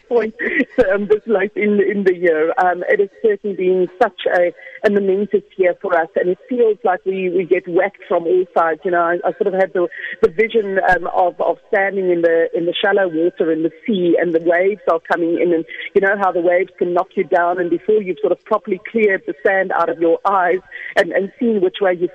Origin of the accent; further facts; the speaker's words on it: South Africa; us being South African dudes